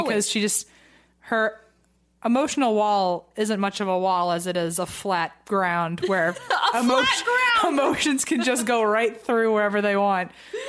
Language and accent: English; the South, United States; I'm from the South and have never had tea without sugar in it before and not hated it.